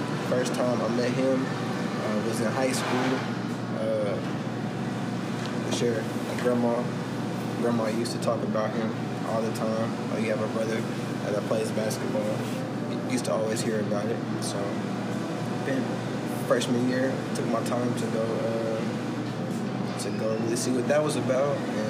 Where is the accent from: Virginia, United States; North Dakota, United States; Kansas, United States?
Kansas, United States; Kansas City; I grew up in Kansas City, Kansas, Wyandotte County area, school at Washington High School.